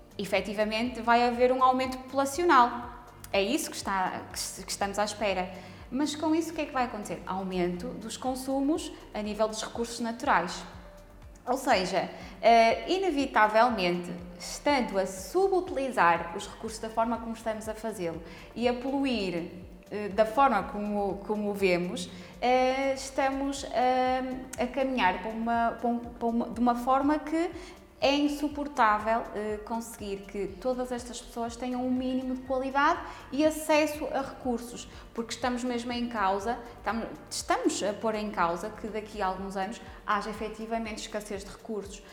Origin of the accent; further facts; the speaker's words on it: Póvoa de Lanhoso, Norte, Portugal; eu cresci na Póvoa de Lenhoso